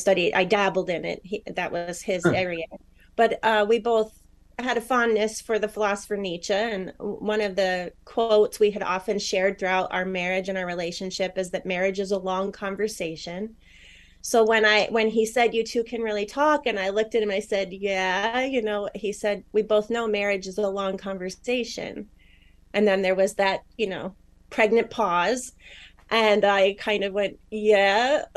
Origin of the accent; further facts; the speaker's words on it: New York, United States; also born or lived in Arizona / Michigan; and now I'm originally from New York. And I've lived all over. So sometimes you hear some Arizona, sometimes some New York, sometimes some Michigan now.